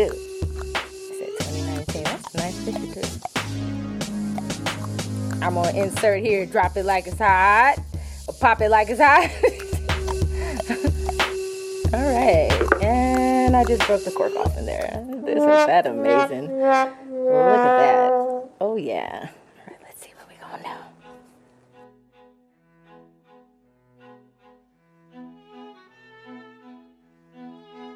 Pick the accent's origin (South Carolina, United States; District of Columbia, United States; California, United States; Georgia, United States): California, United States; I'm from Cali, West Coast